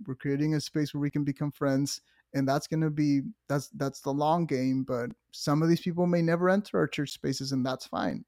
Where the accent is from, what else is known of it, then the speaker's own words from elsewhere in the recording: Monterrey, Nuevo León, Mexico; moved away as an adult; also born or lived in Vancouver, Canada; now in Greensboro, United States; I was born in Monterrey, which is a city in northeast Mexico